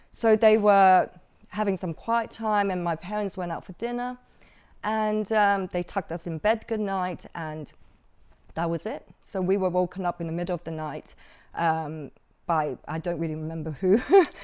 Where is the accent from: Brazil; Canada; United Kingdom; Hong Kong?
Hong Kong; also born or lived in Macau; it was difficult growing up in Hong Kong and Macau